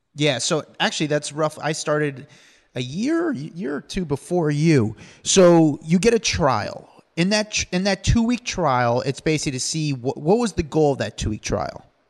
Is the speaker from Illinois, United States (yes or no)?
no; New York, United States; I'm from New York.